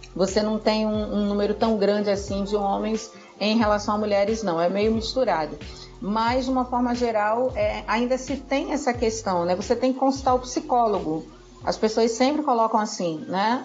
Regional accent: Rio de Janeiro, Brazil; moved away as an adult; now in Rio Grande do Norte, Brazil; Eu sou carioca, moro aqui no Rio Grande do Norte há 20 anos

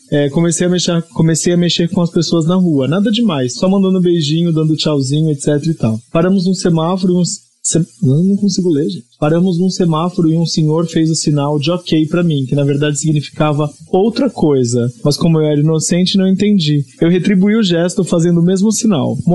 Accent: Osasco, São Paulo, Brazil; moved away; also born or lived in Baixada Santista; Sou original de Osasco.

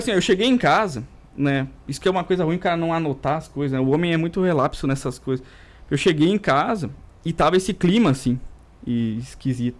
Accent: interior of Rio Grande do Sul, Brazil; first language Portuguese; vim lá do interior do Rio Grande do Sul

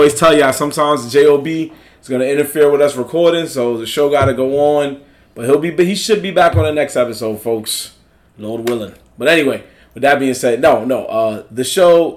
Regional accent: New York, United States; we grew up in New York

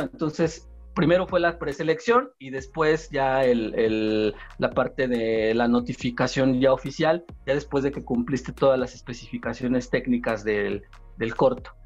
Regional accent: southern Tlaxcala, Mexico; yo también soy del sur de Tlaxcala

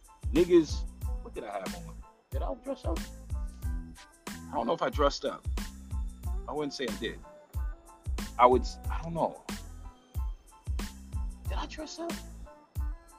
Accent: New York, United States; moved away as an adult; also born or lived in Atlanta, Georgia; now in East Coast, United States; I'm a New Yorker, diehard New Yorker

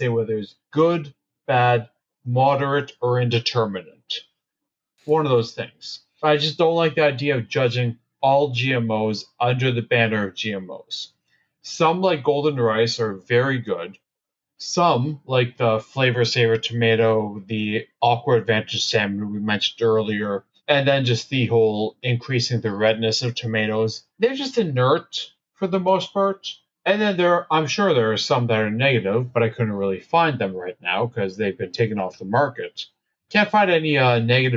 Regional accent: Canada; I'm Canadian.

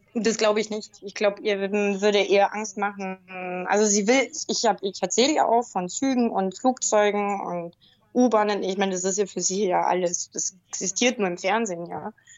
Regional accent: Bavaria, Germany; Ich bin ja auch aus dem Bayernland

